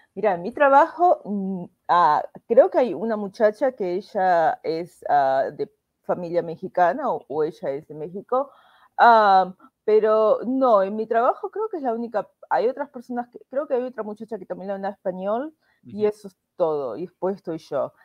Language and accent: Spanish; Buenos Aires, Argentina; moved away as an adult; now in United States; soy de Buenos Aires, nací en La Paternal, es un barrio de clase media